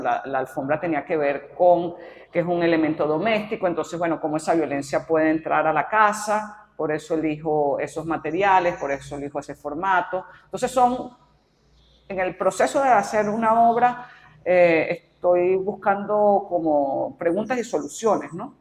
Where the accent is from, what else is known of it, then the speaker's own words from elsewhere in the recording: Caracas, Capital District, Venezuela; yo me considero pues caraqueña, venezolana, tengo sentido de arraigo